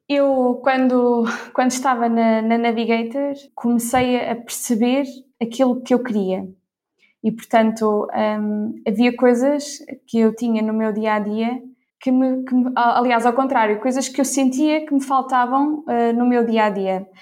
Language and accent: Portuguese; Ílhavo, Centro, Portugal; also born or lived in Porto; Fiz, fiz por cá a, a minha escola, portanto, desde o, desde o ensino básico ao ensino secundário